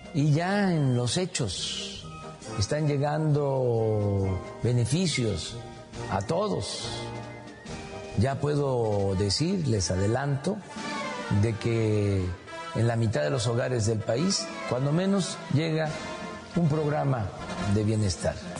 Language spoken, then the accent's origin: Spanish; Mexico; somos muchos los mexicanos que apoyamos